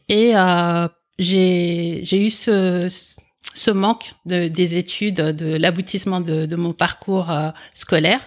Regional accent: France; also born or lived in Comoros; je suis né aux Comores et à l'âge de 8 ans, je suis venu en France. Et euh, en fait, j'ai un, schéma familial particulier parce qu'en fait, j'ai été élevé par ma grande sœur en France

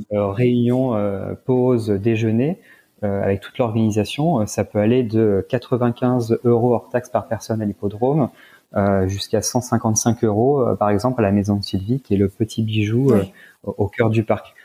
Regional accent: Senlis, Hauts-de-France, France; je suis natif de la région, donc Chantilly est dans l'Oise, donc je suis natif de, de Senlis qui est, juste à côté.

